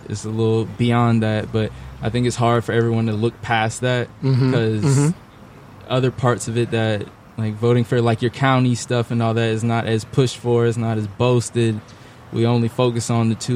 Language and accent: English; Raleigh, North Carolina, United States; I'm from Raleigh, born and raised on the South Side. Still ain't left